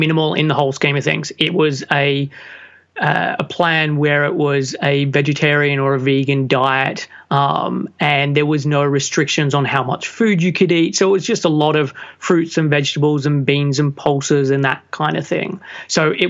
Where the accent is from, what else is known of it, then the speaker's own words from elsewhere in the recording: Sydney, New South Wales, Australia; moved away as an adult; now in London, United Kingdom; I'm originally from Sydney, Australia. And at the age of 21, finished a business degree